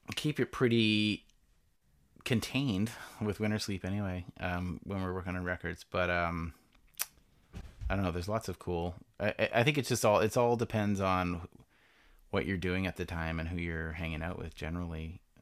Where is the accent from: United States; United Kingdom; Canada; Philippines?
Canada; as a Canadian.